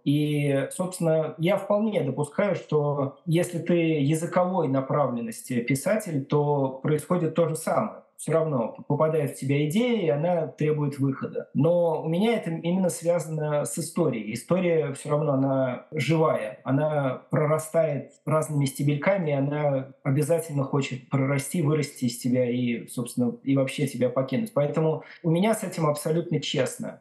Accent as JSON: {"language": "Russian", "region": "Tashkent", "country": "Uzbekistan", "also_born_or_lived": "Belgium / Moscow, Russia", "moved": "as an adult", "lives_now": "Bath, United Kingdom", "said": "я сам из Ташкента, я переехал в Бельгию в начале 2000 2000-х годов"}